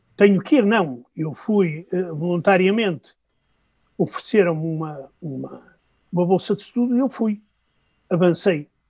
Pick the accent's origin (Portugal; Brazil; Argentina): Portugal; Norte; accent: northern Portuguese; moved away as an adult; also born or lived in Moscow, Russia; trocando os Vs pelos Bs, como acontece no meu português do Norte